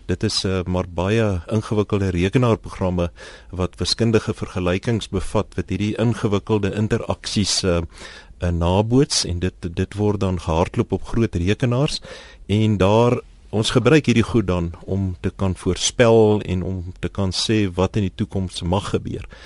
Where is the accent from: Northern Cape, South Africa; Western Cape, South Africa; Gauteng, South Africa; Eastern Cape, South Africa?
Gauteng, South Africa; Pretoria; ek kom van Pretoria af